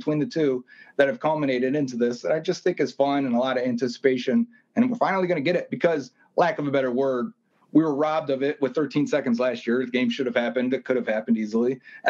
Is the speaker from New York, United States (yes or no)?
yes; Buffalo, New York, United States; growing up in Buffalo, I understand why that happens.